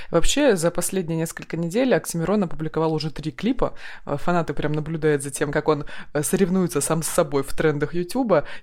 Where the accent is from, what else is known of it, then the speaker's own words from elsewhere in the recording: Krasnoyarsk, Krasnoyarsk Krai, Russia; который ведем мы … из Красноярска.